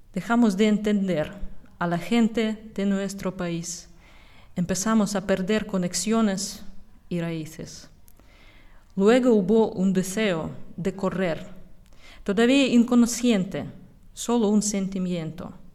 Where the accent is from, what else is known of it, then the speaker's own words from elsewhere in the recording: Russia; Spanish is a second language; moved away as an adult; now in Spain; Nacimos y vivíamos en Rusia